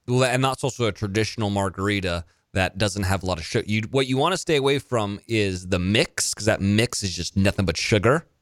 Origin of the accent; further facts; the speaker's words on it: Monterey, California, United States; I went to school in Salinas, which was twenty-five minutes from where I grew up in Monterey